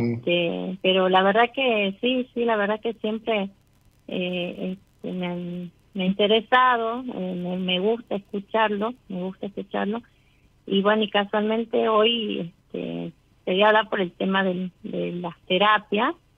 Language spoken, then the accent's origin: Spanish; San Miguel de Tucumán, Tucumán, Argentina; De Tucumán